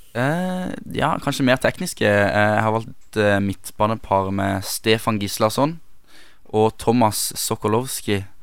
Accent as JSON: {"language": "Norwegian", "region": "Sørlandet", "country": "Norway", "said": "meg som sørlending"}